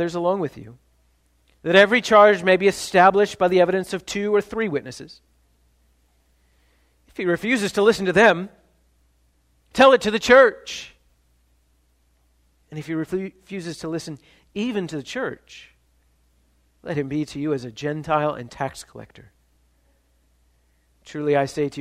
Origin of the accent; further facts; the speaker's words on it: Ohio, United States; I'm from Ohio